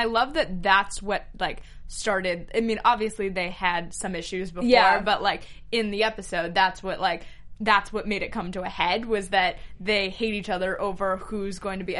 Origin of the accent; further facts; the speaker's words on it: California, United States; I grew up in California, and at least where I grew up, we didn't have a corn maze.